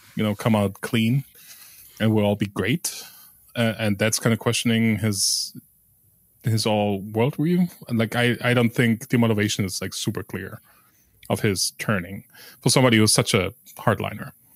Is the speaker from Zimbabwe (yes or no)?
no; West Germany, Germany; I grew up in West Germany